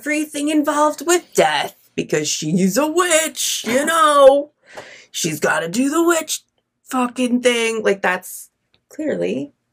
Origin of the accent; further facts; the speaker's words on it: New York, United States; now in Florida, United States; we are from New York